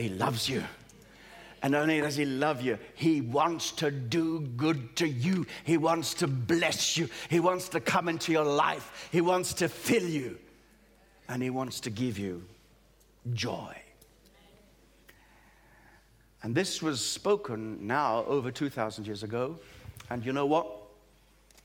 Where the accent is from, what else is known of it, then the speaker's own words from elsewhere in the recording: Australia; also born or lived in East Africa; now in Great Britain; I was born in East Africa, brought up in Australia, but lived here in Great Britain